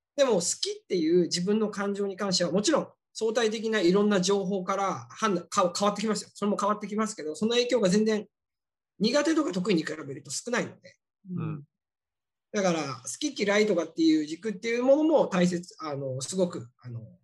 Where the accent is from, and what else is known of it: Japan; born or raised there; moved away